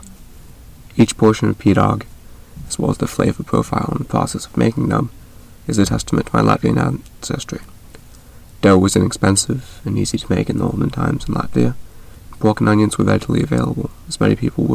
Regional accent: North Carolina, United States; I was born and raised in the United States, specifically North Carolina

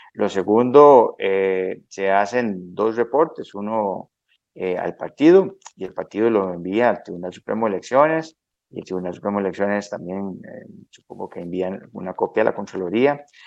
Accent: San Mateo, Alajuela, Costa Rica; nací en el hospital de Alajuela, pero eh, soy de San Mateo, de los Montes del Aguacate, de uno de los distritos de San Mateo.

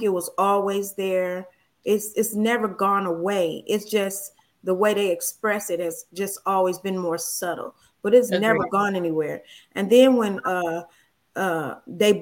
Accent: Chicago, Illinois, United States; I'm as American as they come, because I was born in America, baby. Chicago

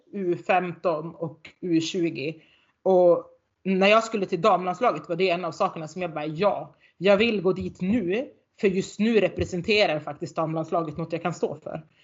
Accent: Norrland, Sweden; accent: Norrländska; här uppe så brer jag på min norrländska

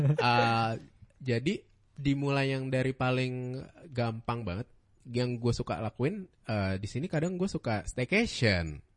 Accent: Bandung, West Java, Indonesia; moved away; also born or lived in Bekasi; gue anak Bandung ya dulu

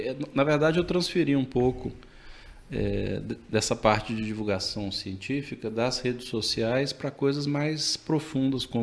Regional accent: Central-West, Brazil; born there; ali no Planalto Central e, e, e, eu queria conhecer o Brasil mais profundo

